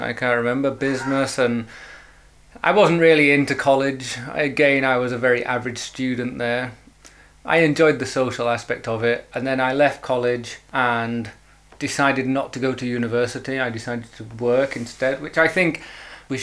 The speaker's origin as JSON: {"language": "English", "town": "Wakefield", "region": "Yorkshire and the Humber", "country": "United Kingdom", "tie": "born or raised there", "also_born_or_lived": "Preston / Huddersfield / Spain", "said": "I grew up in Wakefield. We moved over to Wakefield when I was six or seven. So I grew up in Wakefield"}